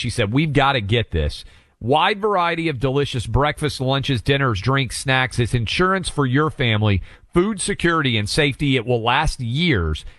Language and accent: English; Franklin, Tennessee, United States; not only Tennessee, this is my hometown